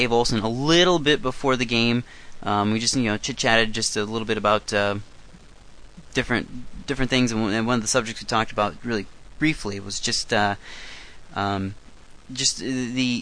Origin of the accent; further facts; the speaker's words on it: eastern Iowa, United States; now in Canada; I am originally from Iowa, and I am from the eastern part of Iowa